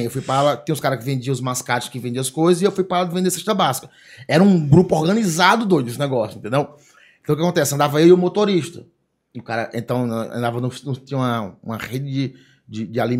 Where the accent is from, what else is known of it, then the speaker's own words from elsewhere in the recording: Ceará, Brazil; Que daí eu falei, não, mas amanhã não tem como, cara, porque eu sou do Ceará, tô indo pra Londrina trabalhar